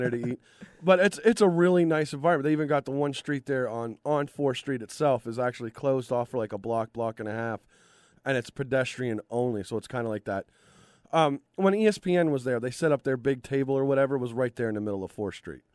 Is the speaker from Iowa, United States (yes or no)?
no; Cleveland, Ohio, United States; my hometown, Cleveland